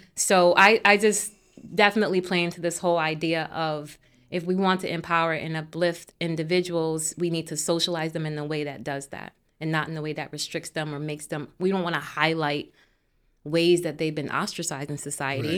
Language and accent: English; Hartford, Connecticut, United States; I grew up on Kent Street in Hartford